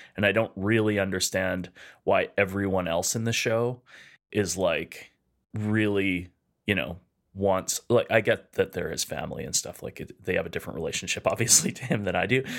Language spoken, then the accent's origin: English; Edmonton, Alberta, Canada; We're two chefs from Edmonton, Alberta, Canada